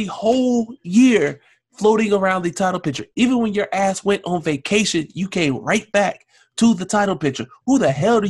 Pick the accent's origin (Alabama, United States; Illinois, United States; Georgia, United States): Alabama, United States; I grew up in Alabama.